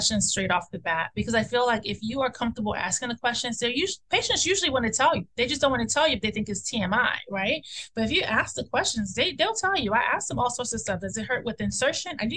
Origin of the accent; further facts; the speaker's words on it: Nigeria; we're Nigerian